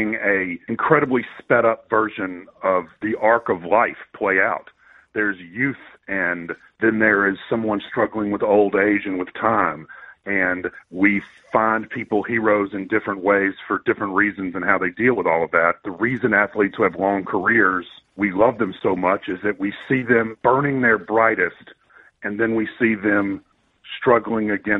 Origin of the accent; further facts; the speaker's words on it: United States; I'm an American.